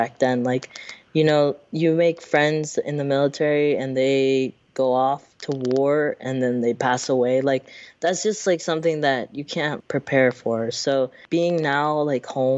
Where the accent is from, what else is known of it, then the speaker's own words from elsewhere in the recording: Seattle, Washington, United States; moved away as an adult; also born or lived in San Francisco / Marin; now in Oakland, United States; I was raised in I was born in San Francisco. I was raised in Seattle my whole life